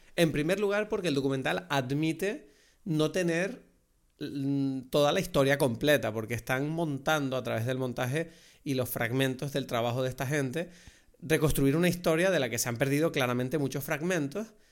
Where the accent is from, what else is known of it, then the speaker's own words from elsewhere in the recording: Lanzarote, Canary Islands, Spain; como lanzaroteño, como conejero, muchas de las cosas que tú ves en el documental a mí me parecían como, wow, me recuerda demasiado a mi tierra